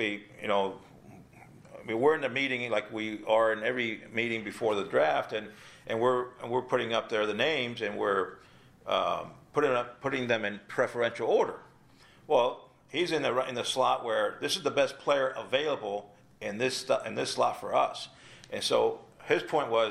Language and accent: English; South Florida, United States; also born or lived in Cuba; I grew up in South Florida.